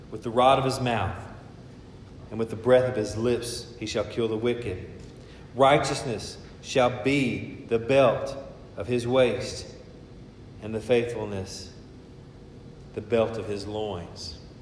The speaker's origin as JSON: {"language": "English", "country": "United States", "said": "my citizenship here as an American"}